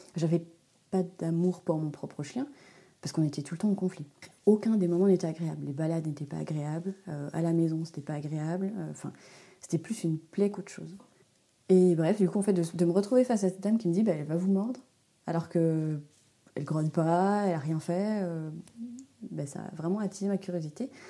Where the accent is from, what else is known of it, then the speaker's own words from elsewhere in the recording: Switzerland; moved away as an adult; now in Haute-Savoie, France; Je suis une Suisse expatriée très loin de ma campagne natale